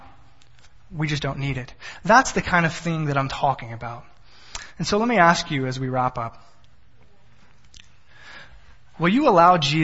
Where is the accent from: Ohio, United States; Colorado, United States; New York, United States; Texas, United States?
Texas, United States; I'm from Texas. Everything is bigger in Texas